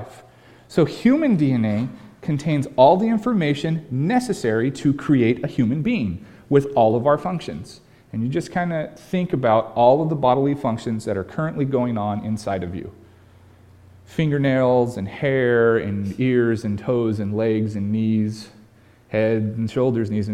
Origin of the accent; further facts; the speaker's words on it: California, United States; now in Pacific Northwest, United States; my home state of California